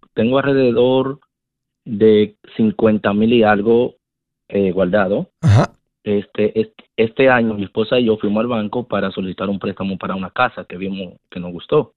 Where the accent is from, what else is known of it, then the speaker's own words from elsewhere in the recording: Dominican Republic; now in United States; un apartamento en mi país, República Dominicana